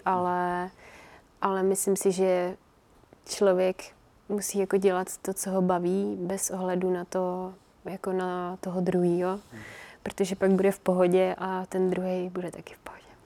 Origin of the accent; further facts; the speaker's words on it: Czechia; also born or lived in Finland; jsme se přestěhovali sem, takže jsem tu od tří let.